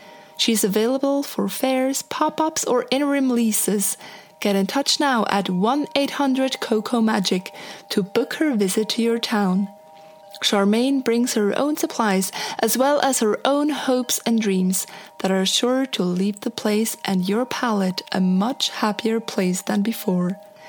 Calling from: Portland, Oregon, United States; from Portland, Oregon, USA.

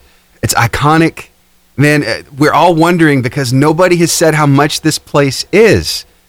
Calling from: Alabama, United States; Alabama, in North Alabama.

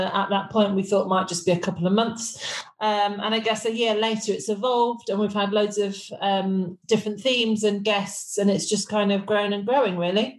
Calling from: Kingston upon Thames, London, United Kingdom; I am dialing in from Kingston upon the Thames.

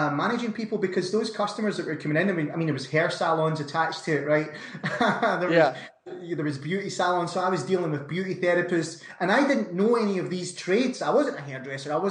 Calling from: Scotland, United Kingdom; not so sunny Scotland, Brandon.

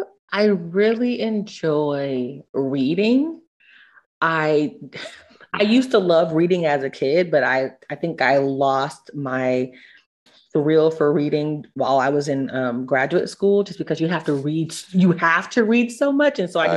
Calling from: Atlanta, Georgia, United States; I'm streaming from Atlanta, Georgia.

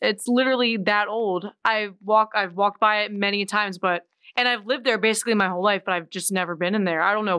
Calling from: Lititz, Pennsylvania, United States; Lititz, Pennsylvania.

